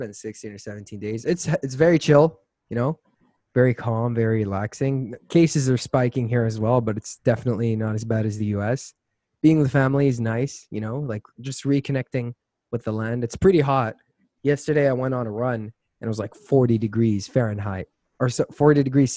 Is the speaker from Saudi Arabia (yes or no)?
yes; Saudi Arabia; moved away as an adult; also born or lived in Florida, United States; now in Boulder, United States; So I was raised in the U.S. since I was 4 years old till I was about 9. I lived in Florida, and then I came back to Saudi, and then I lived there for the rest of my life